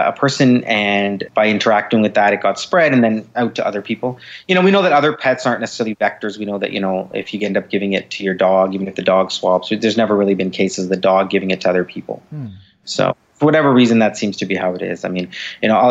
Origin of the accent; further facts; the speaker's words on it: Canada; I'm Canadian